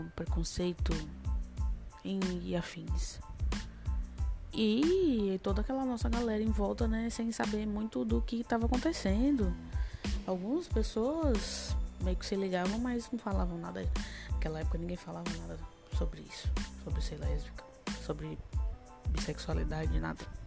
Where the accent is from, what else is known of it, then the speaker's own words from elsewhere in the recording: Rio Grande do Norte, Brazil; now in Fortaleza, Brazil; eu sou do Grande Norte, mas atualmente eh, eu tô aqui por Fortaleza há 7, 8 anos